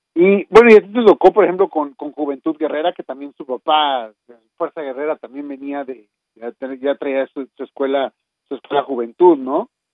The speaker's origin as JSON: {"language": "Spanish", "country": "Mexico", "said": "como mexicanos"}